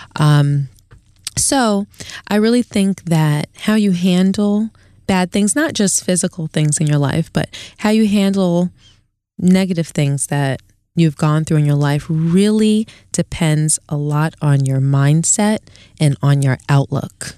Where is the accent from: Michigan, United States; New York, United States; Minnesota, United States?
New York, United States; New York City; also born or lived in Queens, New York; I grew up in East Flatbush, Brooklyn